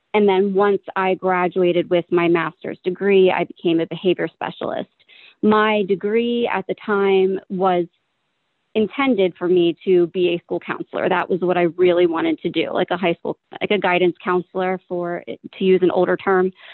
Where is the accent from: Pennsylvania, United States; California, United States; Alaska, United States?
Pennsylvania, United States; Philadelphia; I have lived in this area my entire life. I lived in the suburbs, close, not far from where I live now, and then moved into Philadelphia with my mom, where I was from third grade all the way through the middle of high school